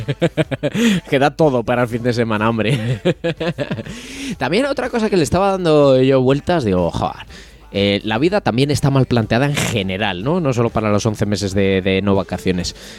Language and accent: Spanish; Aldaña, Castile and León, Spain; now in Aguilar de Campoo, Spain; mi pueblo es Aldaña